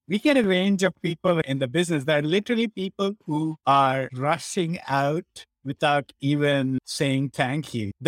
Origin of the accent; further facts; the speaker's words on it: India; moved away; the way I was brought up in India when I was growing up